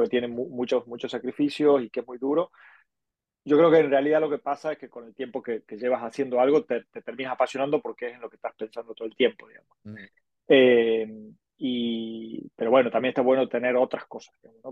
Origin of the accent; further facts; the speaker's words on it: Argentina; moved away as an adult; now in Barcelona, Spain; soy argentino, como ya habrán deducido, pero llevo ya 18 años viviendo en Barcelona